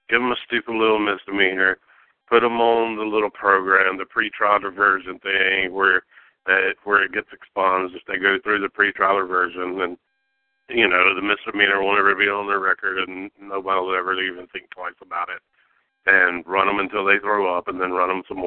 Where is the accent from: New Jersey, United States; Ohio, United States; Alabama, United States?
Alabama, United States; I grew up in Alabama